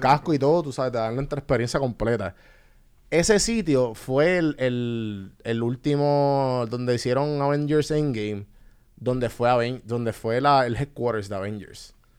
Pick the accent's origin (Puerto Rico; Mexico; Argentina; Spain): Puerto Rico; todos somos boricua